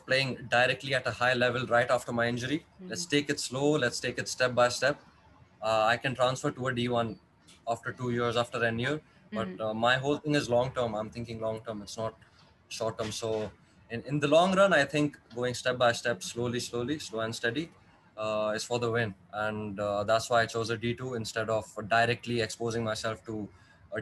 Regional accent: Dubai, United Arab Emirates; also born or lived in India; I was born in India, but I was raised in Dubai. I've been living here for

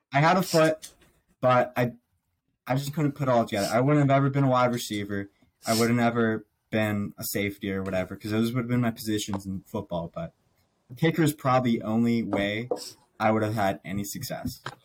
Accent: Pittsburgh, Pennsylvania, United States; I was born here in Pittsburgh. So Steelers, born and raised

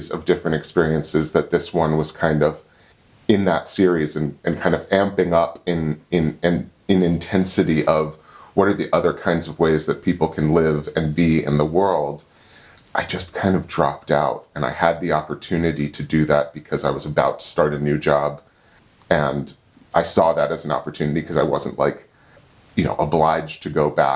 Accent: D.C., Virginia suburbs outside Washington, United States; moved away as an adult; also born or lived in Olympia, Washington; now in Falls Village, United States; I grew up outside of Washington, D.C. in the Virginia suburbs

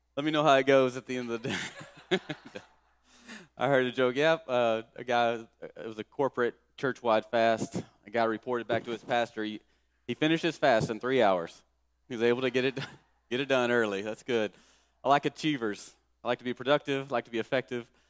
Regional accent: Kilgore, Texas, United States; our town I grew up in in Kilgore.

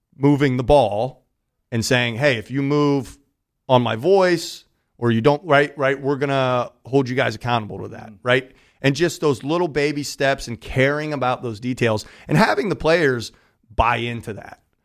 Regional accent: Pittsburgh, Pennsylvania, United States; moved away as an adult; also born or lived in New York City / Westport, Connecticut / Reading; So I'm from Southwestern PA, from uh-huh. Pittsburgh

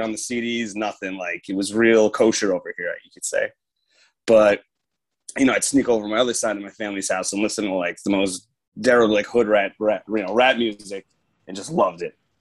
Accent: Long Island, New York, United States; I'm from New York. I grew up here. Obviously, I'm from here

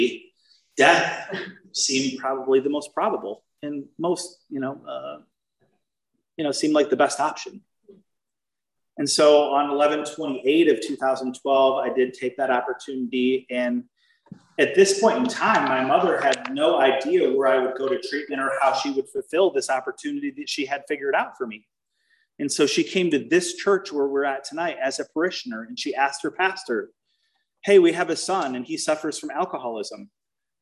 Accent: Lansing, Michigan, United States; moved away; my hometown, which is Lansing, Michigan

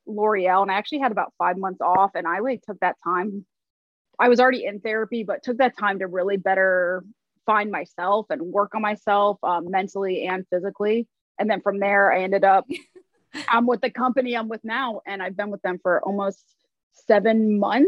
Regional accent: Cleveland, Ohio, United States; moved away as an adult; also born or lived in Staten Island, New York / Cincinnati, Ohio; now in New York City, United States; I was raised in Cleveland, but I was born on Staten Island.

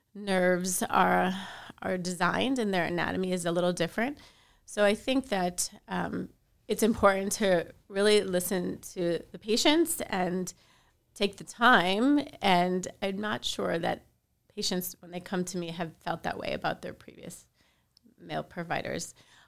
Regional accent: Miami, Florida, United States; I am from Miami, so I am lucky enough to practice where close by to where I live

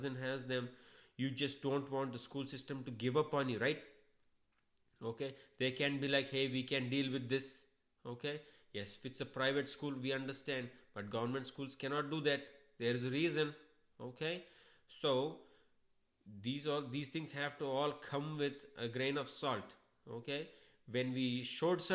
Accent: India; accent: thick Indian accent; moved away as an adult; now in United States; I was born in India, brought up in India

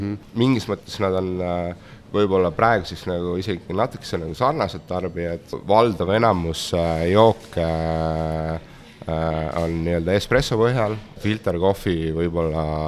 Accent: Estonia; moved away as an adult; also born or lived in London; ise oleme ikkagi eestlased

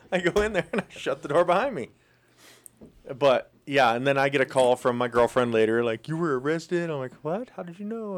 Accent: Twin Falls, Idaho, United States; also born or lived in Moscow, Idaho; When I moved from Moscow back home to, to Twin Falls area

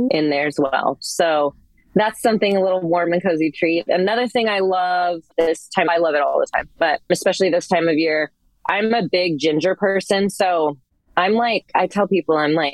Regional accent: Northern California, United States; moved away as an adult; also born or lived in North Carolina / Washington State; I'm from Northern California originally

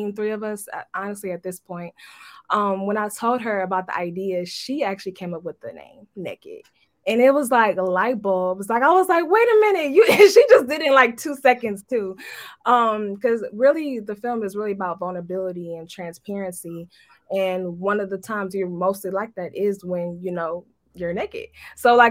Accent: Detroit, Michigan, United States; growing up in Detroit

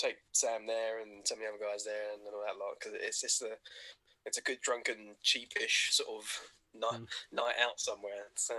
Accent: Bolton, North West England, United Kingdom; I don't even sound like I'm from Essex. I'm from Bolton.

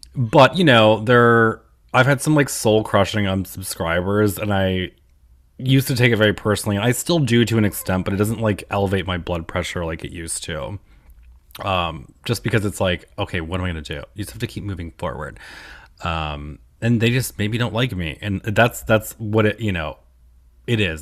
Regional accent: United States; now in New York City, United States; the town that I grew up in is on the Pennsylvania border

